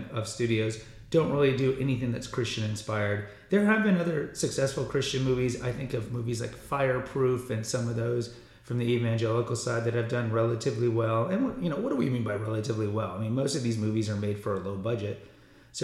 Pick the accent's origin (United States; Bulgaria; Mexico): Mexico; I am from Mexico